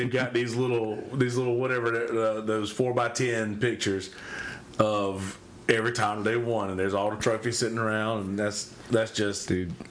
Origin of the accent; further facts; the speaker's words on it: Timmonsville, South Carolina, United States; Like I grew up at in Timmonsville track, dude.